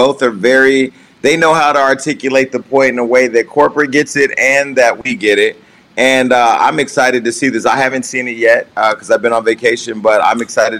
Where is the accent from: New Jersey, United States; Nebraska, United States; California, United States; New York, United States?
California, United States; Northern; I come from Northern California, so I remember Sway from the Bay Area